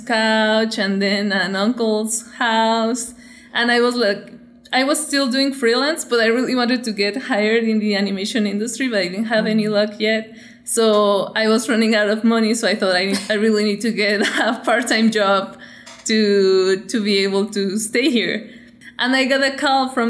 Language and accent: English; Michoacán, Mexico; moved away as an adult; also born or lived in California, United States / Los Angeles, United States; I'm from Michoacán, and that's like one of the places in Mexico where we like take Day of the Dead like very seriously. It's a celebration, but like, yeah, it's super important to us. So I grew up doing Day of the Dead with my family every year